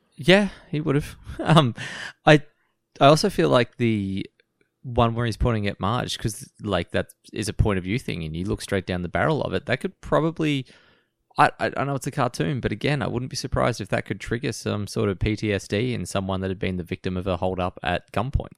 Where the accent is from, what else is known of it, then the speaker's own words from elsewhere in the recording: Australia; we grew up in Australia